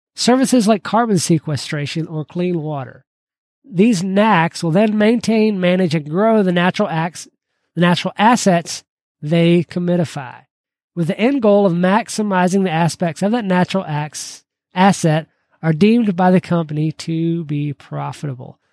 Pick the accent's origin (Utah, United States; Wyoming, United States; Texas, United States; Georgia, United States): Georgia, United States; growing up in Georgia, I became a huge Braves fan